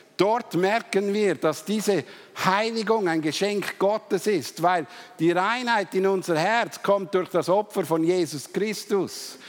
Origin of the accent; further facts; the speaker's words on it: Switzerland; Wir Schweizer